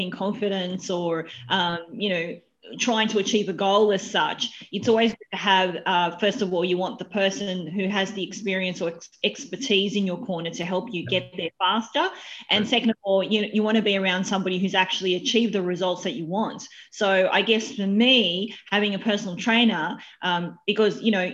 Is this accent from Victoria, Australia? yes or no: no; Wollongong, New South Wales, Australia; moved away as an adult; now in Sydney, Australia; Born and bred in Wollongong.